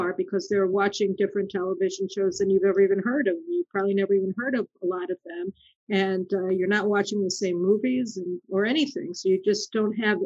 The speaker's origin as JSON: {"language": "English", "country": "United States", "tie": "born or raised there", "moved": "yes", "lives_now": "Israel", "said": "we grew up in America"}